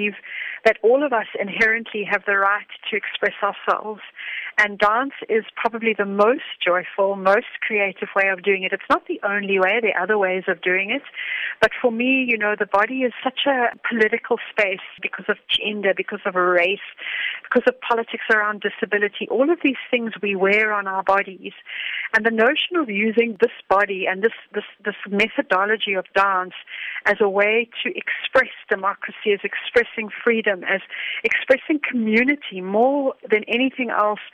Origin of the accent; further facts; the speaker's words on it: South Africa; being a South African